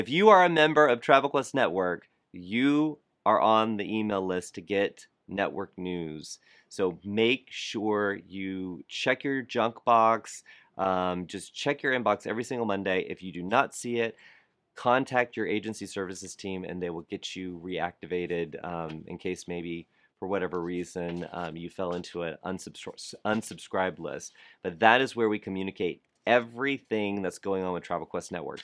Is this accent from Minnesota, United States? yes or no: no; South Florida, United States; I grew up in South Florida